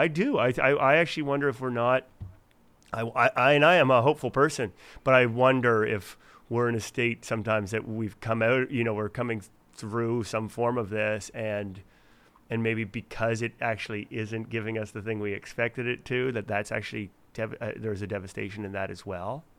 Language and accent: English; Fredericton, New Brunswick, Canada; moved away; my hometown of Fredericton